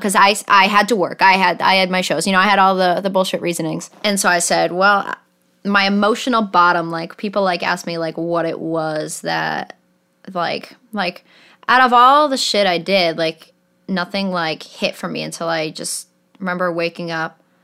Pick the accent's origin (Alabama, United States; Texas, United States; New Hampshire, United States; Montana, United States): New Hampshire, United States; Manchester; So I grew up in Manchester, New Hampshire